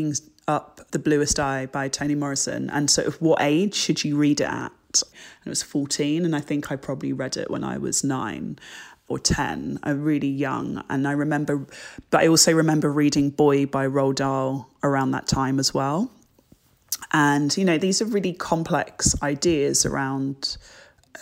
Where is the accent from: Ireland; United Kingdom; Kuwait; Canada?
United Kingdom; England; also born or lived in Jamaica; I'm so proud of my culture and being British and being Black and being Jamaican